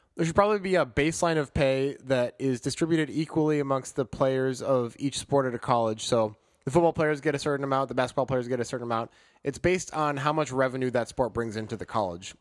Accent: Chicago, Illinois, United States; growing up in Chicago.

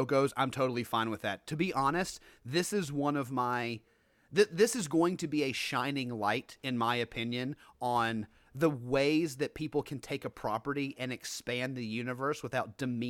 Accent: Memphis, Tennessee, United States; moved away; I was a Regal guy growing up in Memphis.

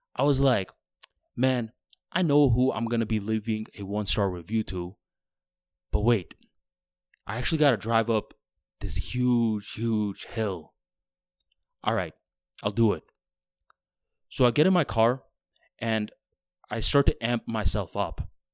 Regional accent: Florida, United States; I'm from Florida, where all the roads are flat

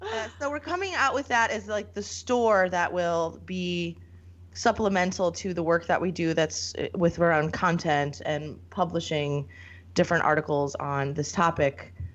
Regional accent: rural small town north of Scranton, Pennsylvania, United States; also born or lived in Philadelphia area, Pennsylvania; 1984. I was born outside of Philadelphia, but my mom made the fantastic decision to bring us north of Scranton. Grew up in this rural, very small town, 96 kids, one stoplight in the whole county. So that's where I'm at. I'm like the veteran millennial

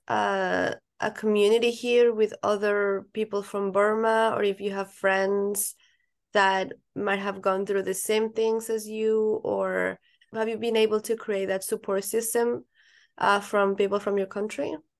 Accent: Colombia; now in United States; I'm not from here. I'm from Colombia, and I haven't seen my family in four years

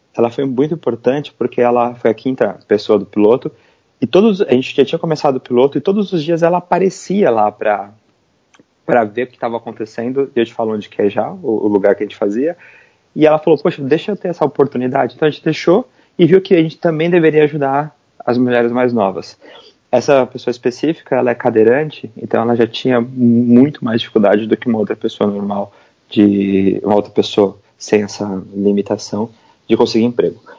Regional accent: São Paulo, Brazil; moved away as an adult; now in New York, United States; eu sou brasileiro, eu morava no, em São Paulo e eu me mudei para os Estados Unidos

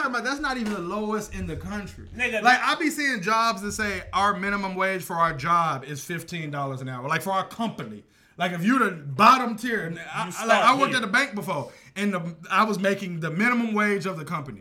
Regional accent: Texas, United States; now in Florida, United States; I'm from Texas

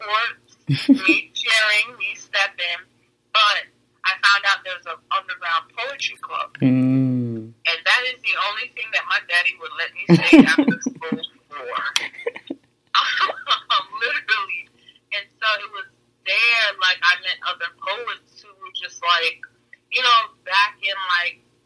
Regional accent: Fort Lauderdale, Florida, United States; I grew up in Lauderdale, Deepside

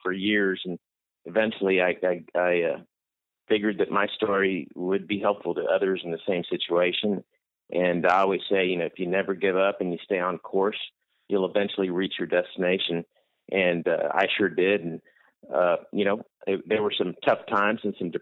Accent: Corpus Christi, Texas, United States; I'm originally from Corpus Christi. I was born and raised in Corpus Christi

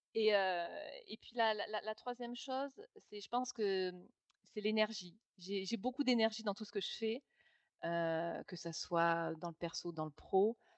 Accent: Nîmes, Occitania, France; moved away as an adult; also born or lived in Toulouse / Saint-Germain-en-Laye / Paris / London; je suis de Nîmes. Donc, j'ai vécu, on va dire, jusqu'à 22 ans à Nîmes

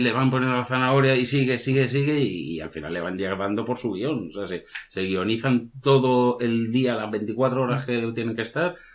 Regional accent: Spain; los españoles

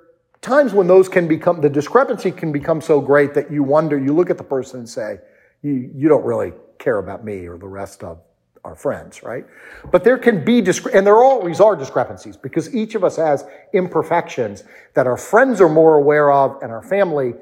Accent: D.C., District of Columbia, United States; I grew up outside of Washington, D.C.

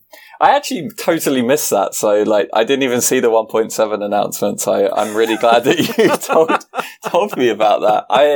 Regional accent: England, United Kingdom; as an Englishman

